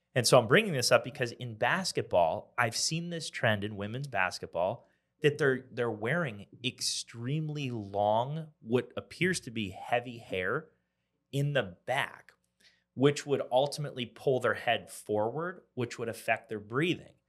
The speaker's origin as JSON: {"language": "English", "region": "Pennsylvania", "country": "United States", "moved": "yes", "lives_now": "Columbia, United States", "said": "I'm from Pennsylvania"}